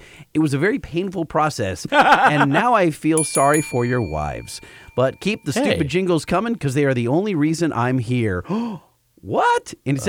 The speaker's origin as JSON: {"language": "English", "area": "Orange County", "region": "California", "country": "United States", "tie": "born or raised there", "said": "I grew up in Orange County."}